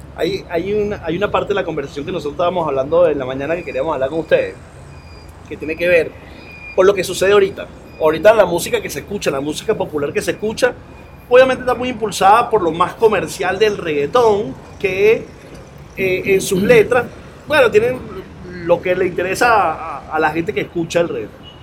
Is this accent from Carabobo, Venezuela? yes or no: no; Caracas, Capital District, Venezuela; ¿tú sabes dónde, dónde soy yo, Oscar? De Antímano